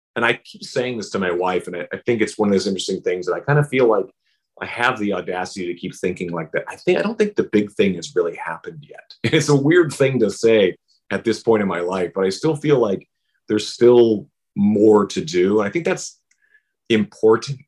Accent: Saskatchewan, Canada; moved away; also born or lived in Vancouver; growing up in Saskatchewan, all those major years of my life were spent in Vancouver

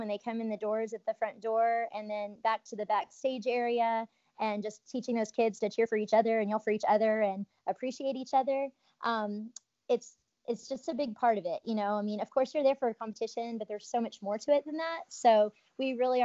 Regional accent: Midland, Texas, United States; also born or lived in Los Angeles; I was born in West Texas. So Midland, Texas is a little town out there in West Texas, to my parents

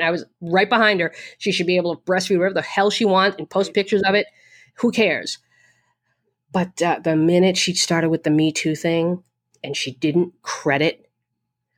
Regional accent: near Medford, Massachusetts, United States; Medford, which is right next to my hometown

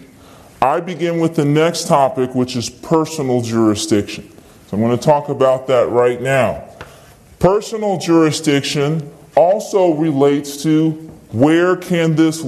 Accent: Virginia, United States; I'm from Virginia

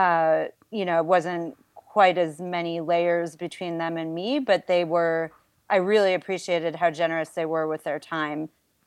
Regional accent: Buffalo, New York, United States; I was born and raised in Buffalo, New York

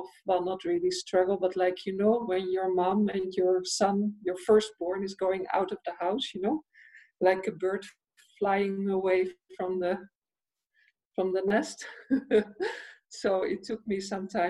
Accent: Netherlands; I am from the Netherlands, but at the moment I'm not in Holland. I'm in Italy.

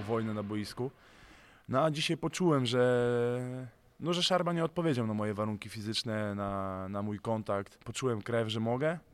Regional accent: Gdynia, Pomeranian Voivodeship, Poland; now in Słupsk, Poland; jadę do mojego rodzinnego miasta, do Gdyni

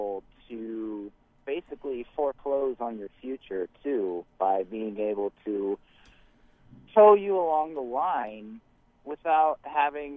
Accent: Iowa, United States; moved away; I am from Iowa

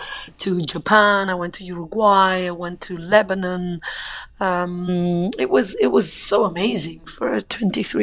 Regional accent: Rome, Lazio, Italy; also born or lived in United Kingdom; now in France; I grew up in Italy

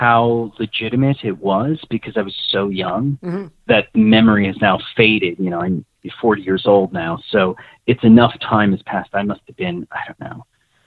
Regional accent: Nyack, New York, United States; I grew up in Nyack, New York

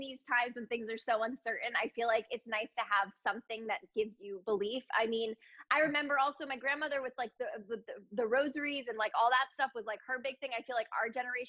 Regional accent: Connecticut, United States; moved away as an adult; also born or lived in Manhattan, New York / Boston, Massachusetts; now in Los Angeles, United States; And then we moved to Connecticut when I was six because of the schools

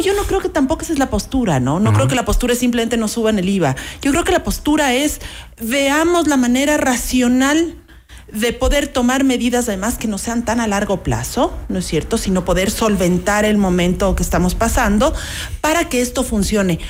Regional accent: Ecuador; jamás nos imaginamos como ecuatorianos

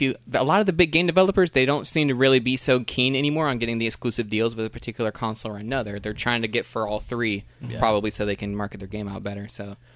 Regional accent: Orlando, Florida, United States; Born and raised in Orlando.

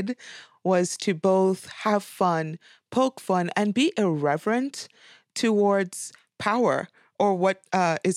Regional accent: Trinidad & Tobago; moved away; also born or lived in United States; I'm from Trinidad and Tobago, but I have 3 degrees from the United States universities

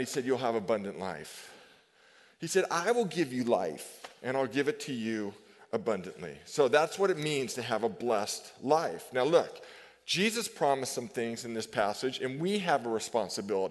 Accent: Novato, California, United States; growing up in Novato, 536 Stone Drive, great home

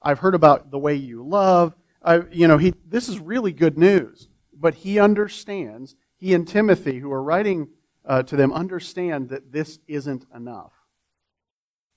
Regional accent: Florida, United States; now in Texas, United States; I'm from Florida

